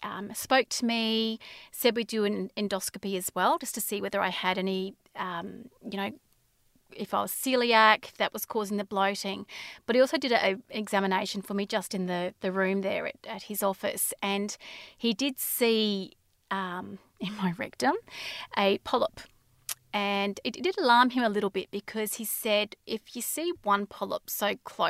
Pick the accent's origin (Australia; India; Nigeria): Australia; Inverell, New South Wales; born there; also born or lived in Brisbane; I was born in Australia, in Inverell, New South Wales. We moved around a lot as children because of my father's work. So I went to six different schools and then we moved to Brisbane when I was in about grade six.